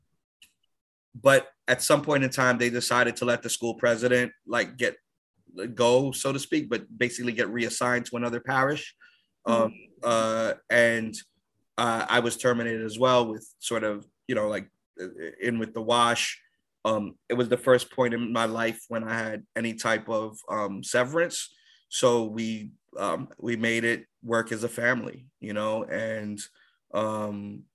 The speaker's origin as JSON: {"language": "English", "town": "New York City", "region": "New York", "country": "United States", "tie": "born or raised there", "also_born_or_lived": "Inwood, Manhattan / Deerfield Academy", "moved": "as an adult", "said": "growing up in the Bronx"}